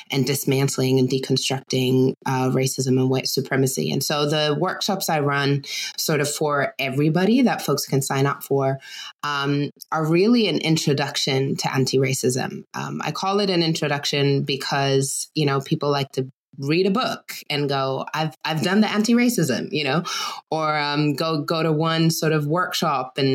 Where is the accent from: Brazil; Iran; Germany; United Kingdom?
Germany; and I grew up in Germany. I spent most of my time there. My dad was US military.